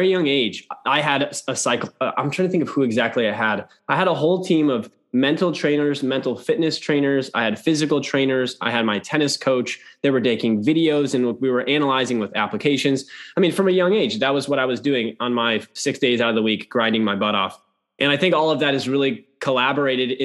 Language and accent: English; Minneapolis, Minnesota, United States; also born or lived in London; I'm from Minnesota, Minneapolis area